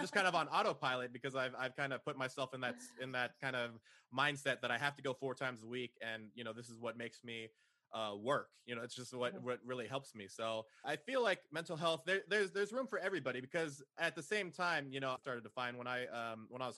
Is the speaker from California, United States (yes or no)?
yes; San Jose, California, United States; moved away as an adult; now in Austin, United States; I was originally from San Jose over in the Silicon Valley